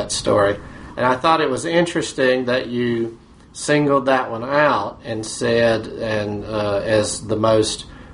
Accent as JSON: {"language": "English", "town": "Batesburg", "region": "South Carolina", "country": "United States", "tie": "born or raised there", "said": "my hometown library in Batesburg, South Carolina"}